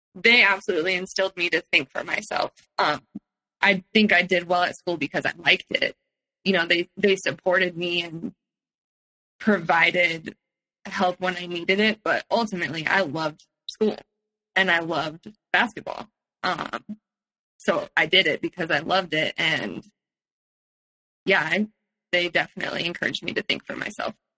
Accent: Palo Alto, California, United States; also born or lived in San Francisco; I grew up in Palo Alto

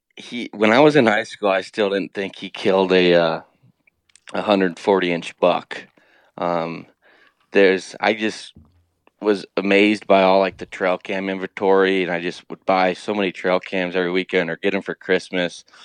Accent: Ohio, United States; I grew up here in Ohio

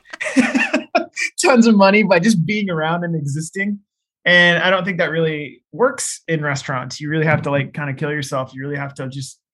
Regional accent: Seattle, Washington, United States; I grew up in Seattle

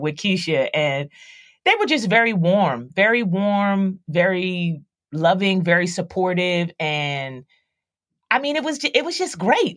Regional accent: Philadelphia, Pennsylvania, United States; I, I grew up in Philadelphia, so I, I grew up in the hood

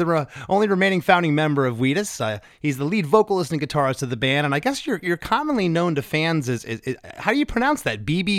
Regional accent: North Port, Florida, United States; I'm from Northport, Florida.

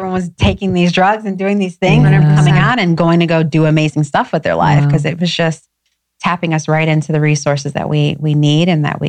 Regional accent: Schaumburg, Illinois, United States; also born or lived in Detroit / Inglewood; grew up in a beautiful suburban, you know, Schaumburg, blue ribbon schools.

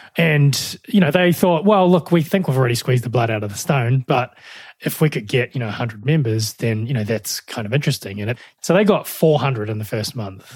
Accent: New Zealand; moved away as an adult; also born or lived in Melbourne, Australia

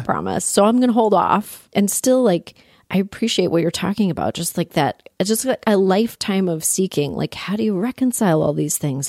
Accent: Toronto, Ontario, Canada; I grew up in Toronto.

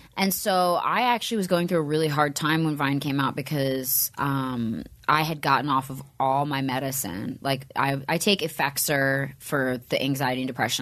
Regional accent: Upper Bucks County, Pennsylvania, United States; moved away; I grew up in like an outskirt part of Pennsylvania, Pennsylvania called Upper Bucks County.

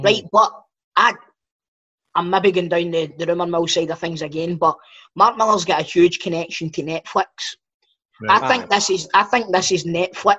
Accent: Coatbridge, Scotland, United Kingdom; born or raised there

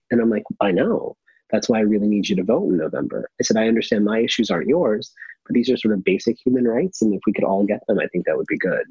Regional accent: San Francisco, California, United States; moved away as an adult; also born or lived in Los Angeles; I grew up in San Francisco

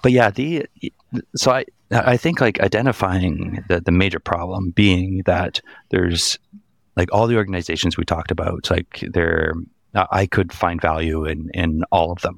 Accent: Canada; I, I grew up in Canada my entire life.

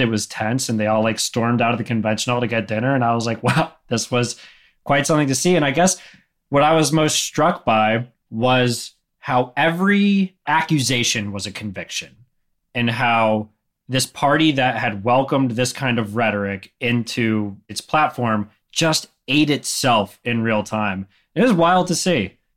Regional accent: Greensboro, North Carolina, United States; here in my hometown

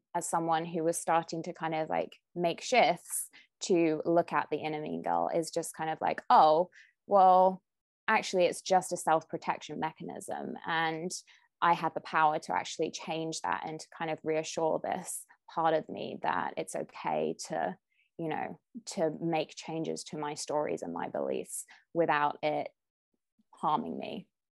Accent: United Kingdom; moved away as an adult; now in California, United States; I'm a Brit with fair skin

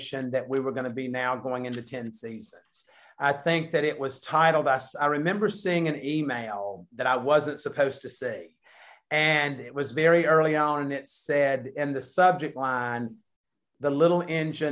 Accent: the South, United States; we're from the South

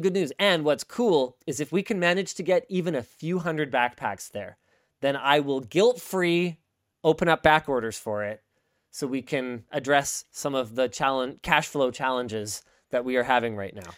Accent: Canada; as a Canadian content creator

